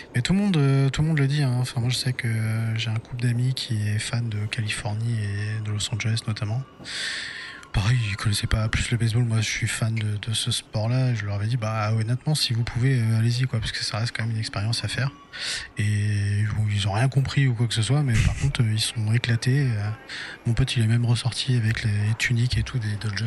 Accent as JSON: {"language": "French", "country": "France", "said": "on est français"}